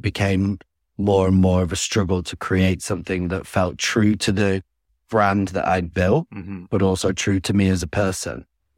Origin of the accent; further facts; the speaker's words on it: Ramsbottom, North West England, United Kingdom; growing up in Ramsbottom was not, wasn't all bad.